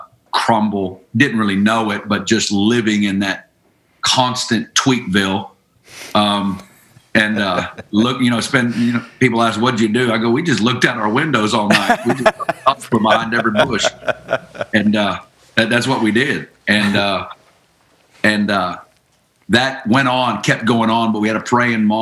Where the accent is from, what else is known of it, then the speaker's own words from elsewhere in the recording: Northwest Arkansas, United States; moved away as an adult; also born or lived in Kansas City; I'm originally from Northwest Arkansas, and you know, I grew up good family